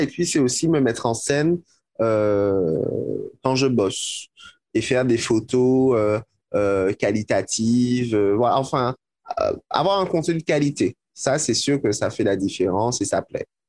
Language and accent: French; Martinique; je viens de la Martinique, parce que je viens de la Caraïbe